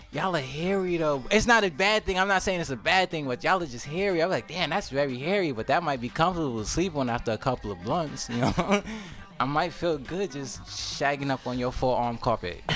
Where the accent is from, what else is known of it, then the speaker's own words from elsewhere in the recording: New York, United States; moved away; I'm from New York.